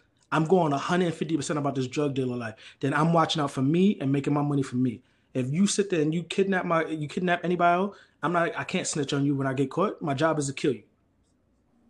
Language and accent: English; New York City, New York, United States; also born or lived in Harlem / Brooklyn / Queens; I'm from the Bronx